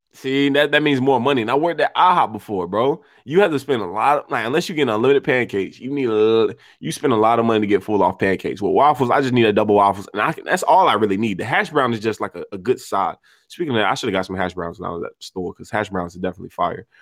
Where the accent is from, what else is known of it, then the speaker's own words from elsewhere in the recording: United States; us being American